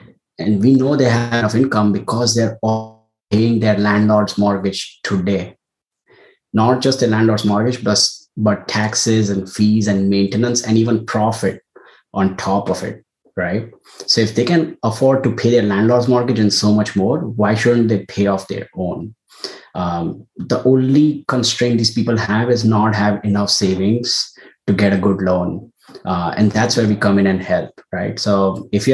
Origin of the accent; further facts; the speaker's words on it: India; moved away as an adult; now in United States; I was born and raised in India and came to the US for grad school